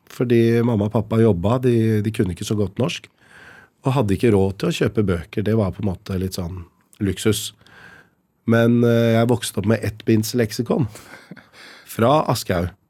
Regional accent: Lier, Buskerud, Norway; Altså oppveksten i Lier. Hvordan var det? Hvordan kom dine foreldre? Hvordan er det? Og jeg fortalte som det var, at det var eh, kjempebra. Eh, oppvekst uten rasisme.

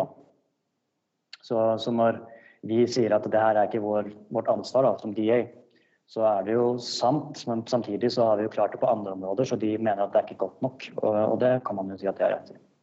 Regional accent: Norway; now in South Africa

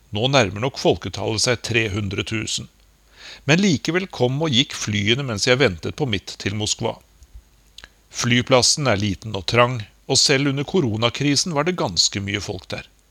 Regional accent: Norway; moved away as an adult; now in Moscow, Russia; jeg var hjemme i Norge

